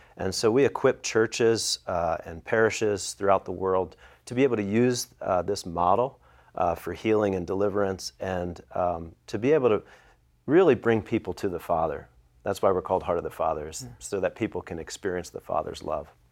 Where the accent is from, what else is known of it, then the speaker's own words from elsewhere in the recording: Philadelphia, Pennsylvania, United States; I'm from the Philadelphia area